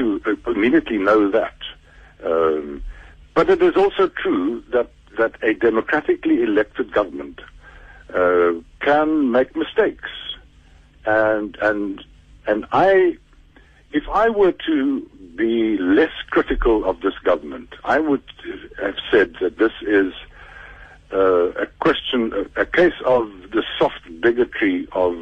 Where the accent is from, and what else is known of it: South Africa